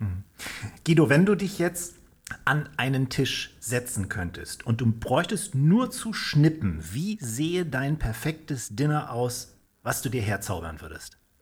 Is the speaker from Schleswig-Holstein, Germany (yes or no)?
yes; Kiel, Schleswig-Holstein, Germany; ich bin ja auch Kieler